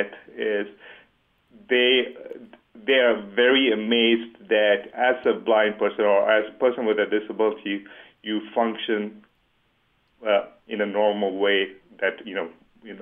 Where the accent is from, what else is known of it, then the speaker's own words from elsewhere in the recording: Dubai, United Arab Emirates; moved away; growing up in Dubai